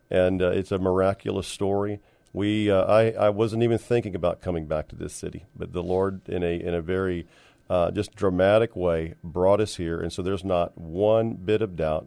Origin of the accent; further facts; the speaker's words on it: San Antonio, Texas, United States; moved away as an adult; also born or lived in Dallas / California; I was born and raised here, but left in the, uh, early to mid eighties